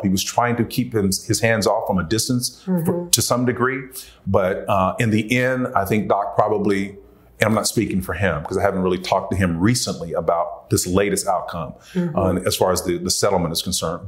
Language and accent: English; Tulsa, Oklahoma, United States; I grew up in Tulsa, Oklahoma, North Tulsa.